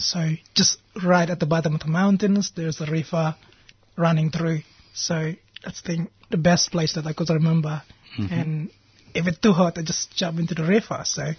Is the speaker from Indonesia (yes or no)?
yes; Wamena, Highland Papua, Indonesia; I got so many things that I could remember from growing up in West Papua.